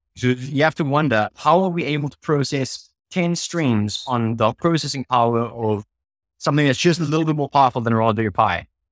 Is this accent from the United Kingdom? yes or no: no; South Africa; I'm the South African half of the co-founding team